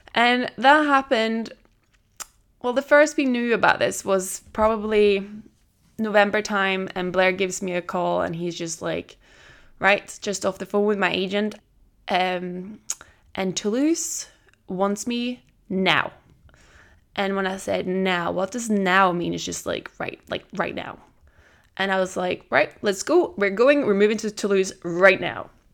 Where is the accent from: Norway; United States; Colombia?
Norway; also born or lived in Tenerife, Spain / Edinburgh, United Kingdom; now in France; I'm originally from Norway. I lived in Tenerife for four years, and I'd lived in Edinburgh now